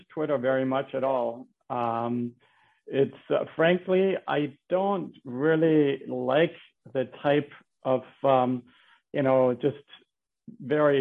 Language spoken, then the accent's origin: English; Denmark; moved away as an adult; now in Bethlehem, United States; I'm from Denmark. I came to the United States when I was in college.